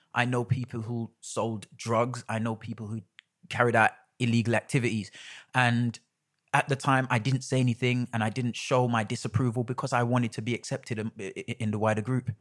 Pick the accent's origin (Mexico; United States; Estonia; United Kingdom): United Kingdom; London; I was about ten minutes up the road in Stoke